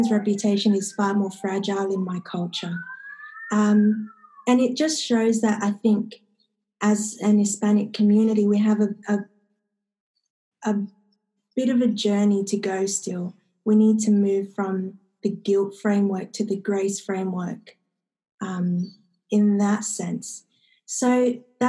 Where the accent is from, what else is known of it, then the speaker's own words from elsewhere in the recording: Sydney, New South Wales, Australia; I come from Western Sydney originally. I am the child of two immigrant parents from South America